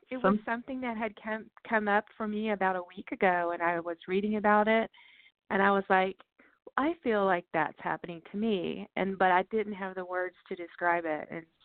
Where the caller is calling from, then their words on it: Texas, United States; Yeah, Texas.